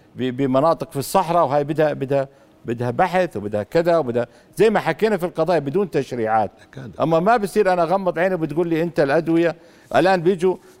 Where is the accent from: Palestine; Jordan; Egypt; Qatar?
Jordan; Madaba, Madaba Governorate; روحت من من من السابع على مدينتي في مادبه